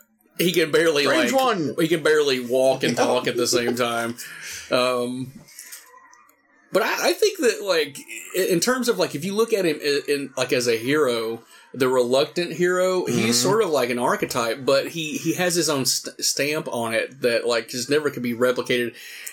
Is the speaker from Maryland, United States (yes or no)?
no; Morristown, Tennessee, United States; In my hometown of Morristown, Tennessee, home of the original Evil Dead.